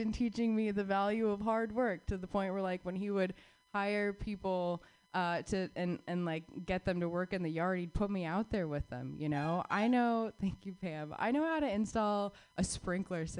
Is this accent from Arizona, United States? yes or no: yes; Phoenix, Arizona, United States; I was born and raised in Phoenix, Arizona